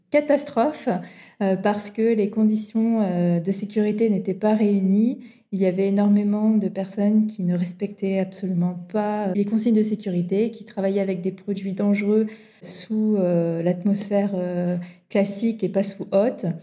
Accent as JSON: {"language": "French", "town": "Montpellier", "region": "Occitania", "country": "France", "tie": "born or raised there", "said": "j'ai grandi dans le sud de la France, à côté de Montpellier."}